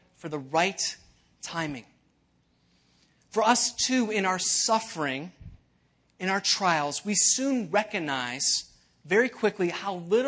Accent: Elmhurst, Illinois, United States; I was actually born in Elmhurst, not too far from here

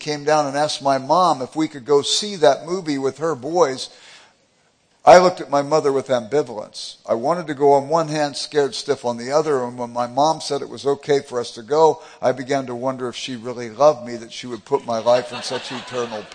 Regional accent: Los Angeles, California, United States; I grew up in South Central Los Angeles

